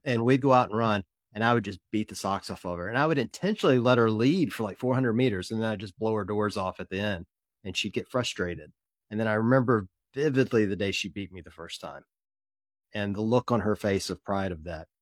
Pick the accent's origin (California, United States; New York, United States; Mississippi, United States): Mississippi, United States; I grew up in Mississippi, so Ole Miss is my team